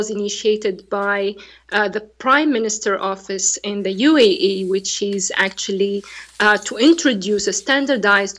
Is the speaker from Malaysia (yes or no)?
no; Tunisia; English is a second language; now in United Arab Emirates; I'm from Tunisia